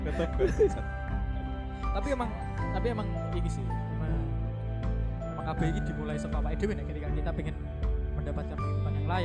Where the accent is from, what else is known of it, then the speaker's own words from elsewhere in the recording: Malang, East Java, Indonesia; born there; gue lahir di Malang.